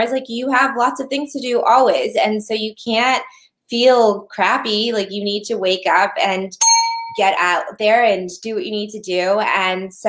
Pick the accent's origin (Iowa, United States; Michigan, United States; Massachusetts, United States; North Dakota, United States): Massachusetts, United States; Boston; we're both from the Boston area